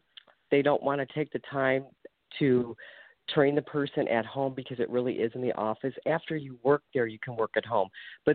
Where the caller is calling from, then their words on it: Ohio, United States; I'm calling from Ohio.